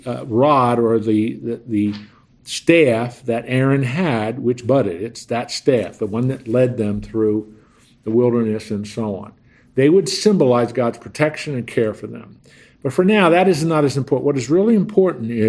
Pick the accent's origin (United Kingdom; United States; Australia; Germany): United States; Lancaster, Pennsylvania; I'm from Lancaster. In Lancaster County, right outside of Lancaster, the city along Route 30